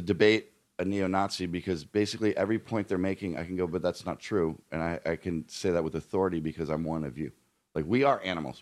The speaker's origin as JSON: {"language": "English", "area": "outside of Philadelphia", "region": "Pennsylvania", "country": "United States", "tie": "born or raised there", "also_born_or_lived": "Colorado", "moved": "as an adult", "lives_now": "Los Angeles, United States", "said": "grown up outside of Philadelphia and then living in Colorado"}